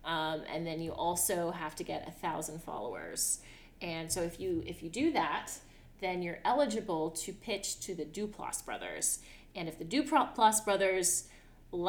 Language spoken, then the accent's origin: English; Galveston, Texas, United States; moved away; make this movie in my hometown